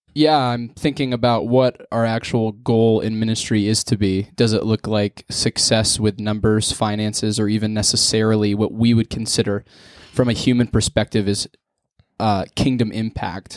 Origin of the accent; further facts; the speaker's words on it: near Wellsboro, Pennsylvania, United States; also born or lived in Mansfield, Pennsylvania; I'm not from Wellsboro, I'm a town half hour away